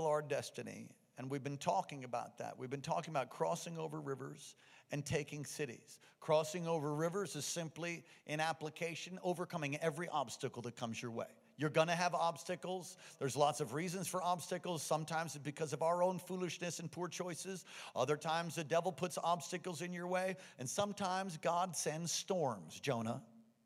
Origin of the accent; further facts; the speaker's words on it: United States; I'm an American, and I'm a proud American